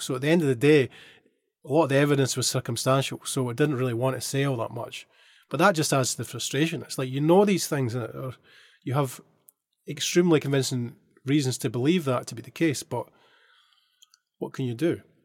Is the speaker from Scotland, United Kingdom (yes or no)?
yes; Dunfermline, Scotland, United Kingdom; now in Shanghai, China; my hometown team, Dunfermline